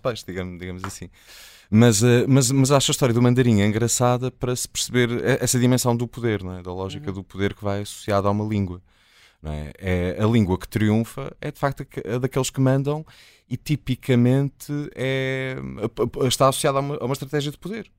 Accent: Azores, Portugal; moved away; na minha terra, Açores, usa-se muito o badagaio.

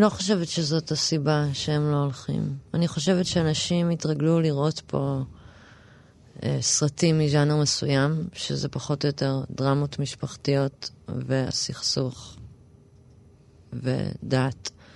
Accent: Tel Aviv, Tel Aviv District, Israel; also born or lived in New York, United States / Rosh HaAyin; גדלתי ברמת אביב

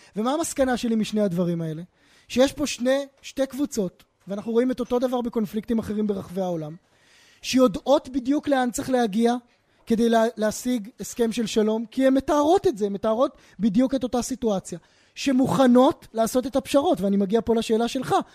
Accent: Israel; בתוך הזירה הישראלית, בתוך הקשר של חברה שגם אני מגיע ממנה

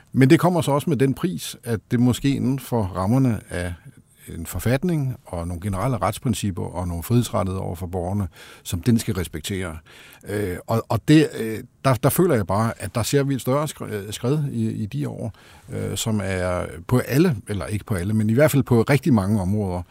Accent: Denmark

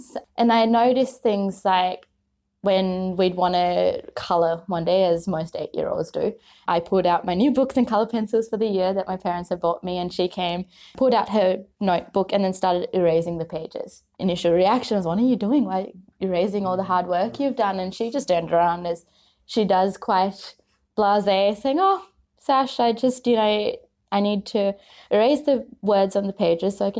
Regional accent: Sri Lanka; now in Australia; I grew up in Sri Lanka for most of my life

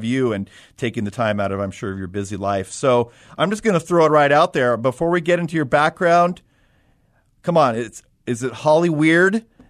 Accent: Southern California, United States; moved away; I am also from Southern California.

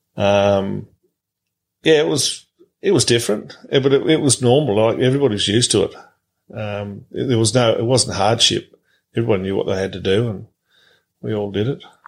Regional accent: Tennant Creek, Northern Territory, Australia; moved away as an adult; also born or lived in Mount Riddick; I was born in in the July of 1963, and we're there till uh, we sold out in December '86

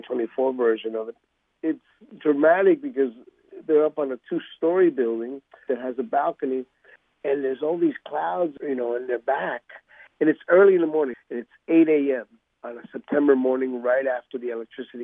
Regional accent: Ecuador; moved away; I was born in Ecuador, so I am called a mestizo because I'm mixed

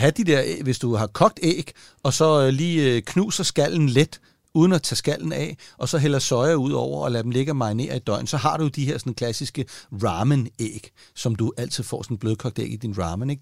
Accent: Denmark

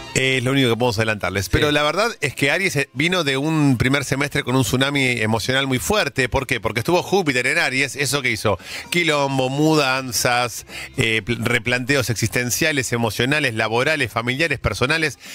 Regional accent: Argentina; nosotros como argentinos

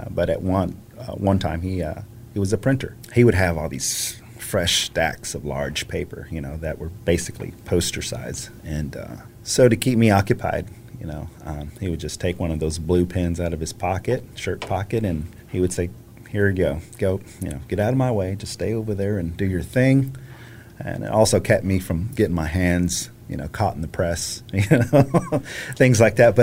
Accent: Fort Worth, Texas, United States; also born or lived in Denver, Colorado; I'm originally from Fort Worth, Texas. Born and raised in Fort Worth

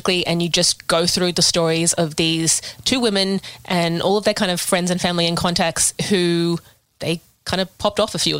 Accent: Sydney, New South Wales, Australia; I grew up in Balmain.

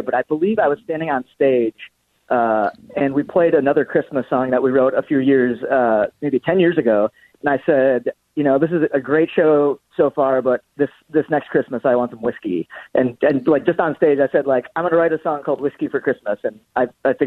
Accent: Minnesota, United States; I'm a Minnesotan.

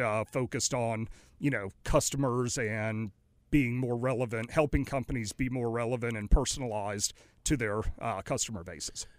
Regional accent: Raleigh, North Carolina, United States; also born or lived in New Orleans / Greenville, North Carolina / Greensboro, North Carolina; now in Mooresville, United States; I grew up in Raleigh, Durham

